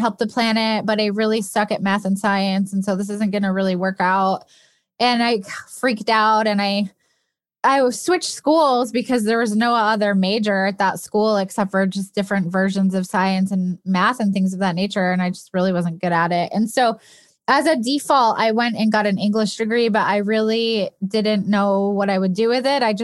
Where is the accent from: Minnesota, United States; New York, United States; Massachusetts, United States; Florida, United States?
New York, United States; upstate; I grew up in upstate New York